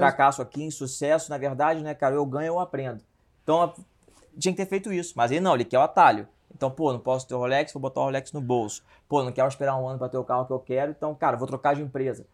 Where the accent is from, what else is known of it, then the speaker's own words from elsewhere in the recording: Rio de Janeiro, Brazil; eu vim do Meier, né? Do subúrbio do Rio de Janeiro, sou carioca